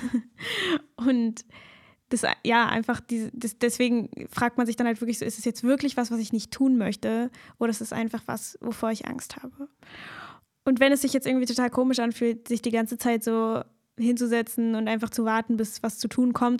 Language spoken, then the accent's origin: German; Germany; als Deutsche oder Menschen, die in Deutschland aufgewachsen sind, hier in der deutschen Kultur